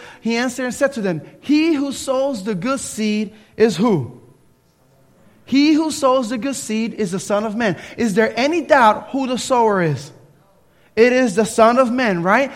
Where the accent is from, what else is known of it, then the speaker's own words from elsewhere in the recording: Camden, New Jersey, United States; now in Tallahassee, United States; I grew up in Camden, New Jersey.